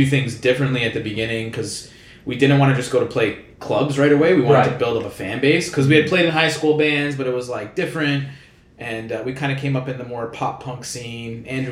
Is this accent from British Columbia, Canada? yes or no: no; Vaughan, Ontario, Canada; now in Toronto, Canada; We live in the city, but yeah, we're originally from Vaughan